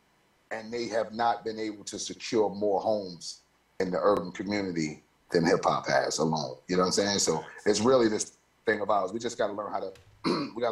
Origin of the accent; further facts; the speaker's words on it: New York City, New York, United States; moved away; my hometown where I'm voted most likely to fail